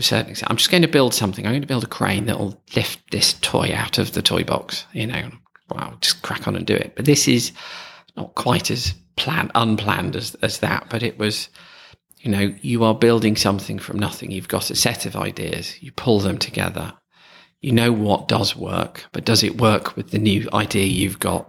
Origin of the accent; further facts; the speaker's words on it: Stamford, East Midlands, United Kingdom; my hometown of Stamford